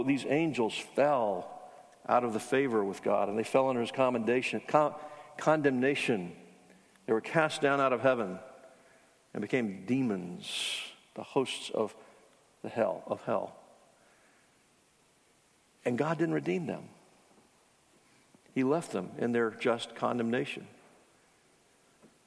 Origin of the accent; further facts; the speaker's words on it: Charleston, South Carolina, United States; I grew up in Charleston where the Citadel is